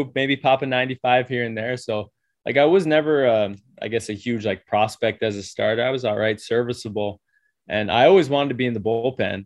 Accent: Toronto, Ontario, Canada; I'm from Toronto

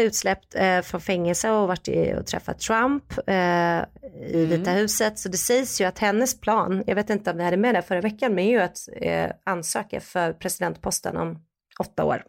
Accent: Sweden; moved away as an adult; now in United States; som svensk

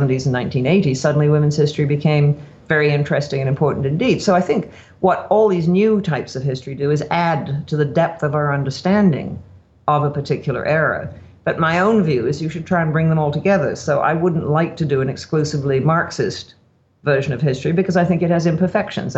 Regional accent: Canada

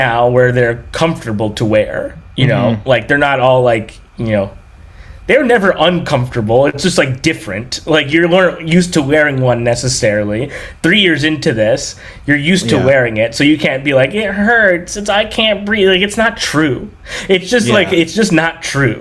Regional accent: Long Beach, California, United States; I'm from here, from Southern California. I grew up near Long Beach, Downey, Lakewood

